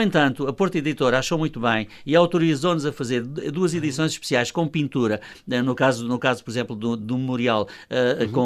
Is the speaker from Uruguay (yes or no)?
no; Luanda, Luanda Province, Angola; moved away as an adult; also born or lived in Val de Madeira, Beira Alta, Portugal; now in Portugal; nasci na Beira Alta, em Val de Madeira, só lá vivi cinco anos, é verdade, ah, okay. mas é a minha terra, que eu não renego, evidentemente, embora claro, a minha segunda grande, grande terra que fez a minha vida seja Luanda.